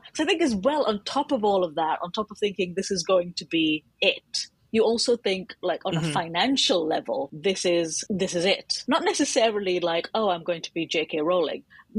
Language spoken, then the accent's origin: English; United Kingdom; I am a British Indian author of almost exclusively fantasy and sci-fi.